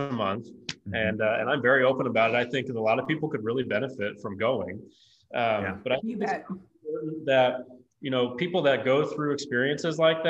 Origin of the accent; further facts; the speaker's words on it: Lee's Summit, Missouri, United States; I was born and raised in Lee Summit, Missouri.